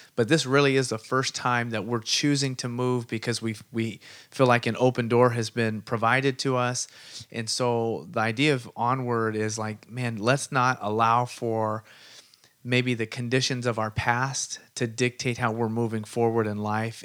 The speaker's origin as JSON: {"language": "English", "town": "Sunnyvale", "region": "California", "country": "United States", "tie": "born or raised there", "said": "I grew up in Sunnyvale, wrestled out there"}